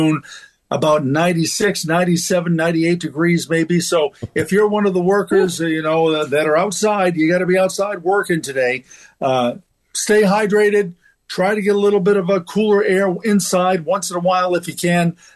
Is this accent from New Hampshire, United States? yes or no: no; Maine, United States; moved away; From back where I'm from, Maine Central Railroad, which would run right by my house